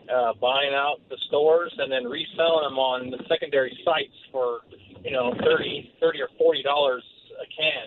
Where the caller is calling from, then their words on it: Torrance, California, United States; I'm good. How are you? … from Torrance, California.